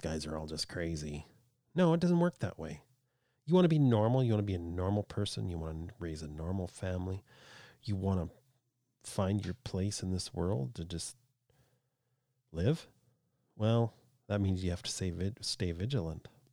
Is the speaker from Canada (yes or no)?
yes; Canada; I'm a Canadian